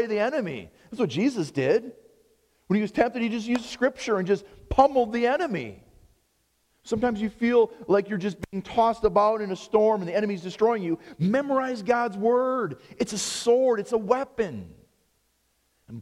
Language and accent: English; United States; I'm an American